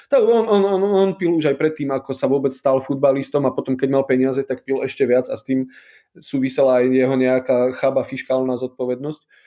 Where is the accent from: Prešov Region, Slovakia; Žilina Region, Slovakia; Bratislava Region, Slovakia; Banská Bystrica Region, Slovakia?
Prešov Region, Slovakia; High Tatras; also born or lived in Poland; ja som z Vysokých Tatier